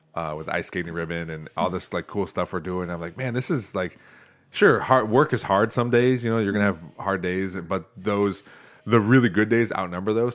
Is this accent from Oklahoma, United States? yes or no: no; Northwest Ohio, United States; I grew up here in Northwest Ohio